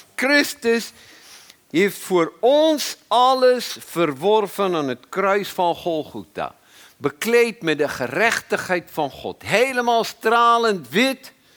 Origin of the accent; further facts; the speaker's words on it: South Africa; moved away as an adult; now in Netherlands; Ik kwam uit Zuid-Afrika.